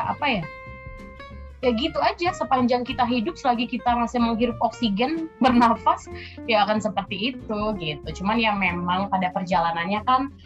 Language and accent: Indonesian; Palembang, South Sumatra, Indonesia; moved away as an adult; now in Jakarta, Indonesia; aku aslinya dari Palembang sama kayak Cica. Sekarang sih uh, tinggalnya di Jakarta